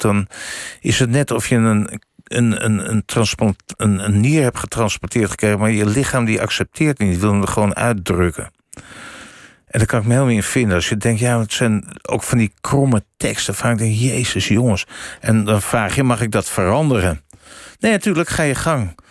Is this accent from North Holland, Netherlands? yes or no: yes; Amsterdam, North Holland, Netherlands; Ik kom uit Amsterdam